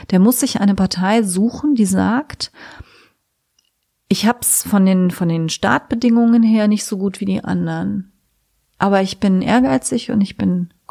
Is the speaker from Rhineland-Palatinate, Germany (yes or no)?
yes; Trier, Rhineland-Palatinate, Germany; Ich komme ja aus Trier, ne?